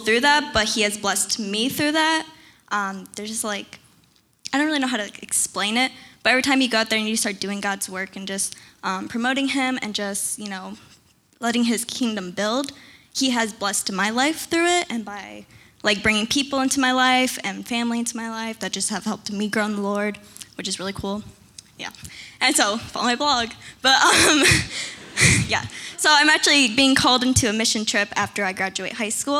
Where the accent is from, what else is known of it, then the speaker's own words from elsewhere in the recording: Florida, United States; I'm from Florida.